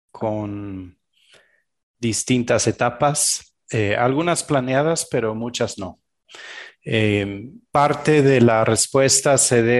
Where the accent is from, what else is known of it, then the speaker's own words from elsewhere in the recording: Belgium; Spanish is a second language; moved away; also born or lived in Argentina; Yo soy originario de Bélgica, eh, crecí